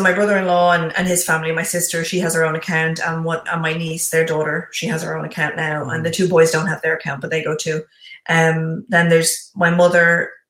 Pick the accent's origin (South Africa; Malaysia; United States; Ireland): Ireland; Bray, Leinster; It was in my hometown today.